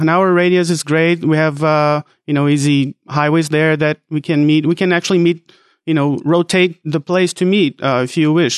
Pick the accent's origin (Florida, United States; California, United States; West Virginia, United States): California, United States; Fresno; I'm from Fresno, California